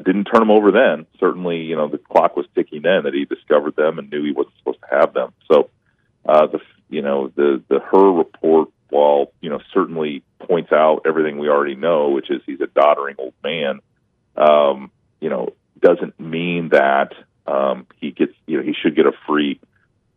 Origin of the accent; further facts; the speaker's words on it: Iowa, United States; my home state Senator Chuck Grassley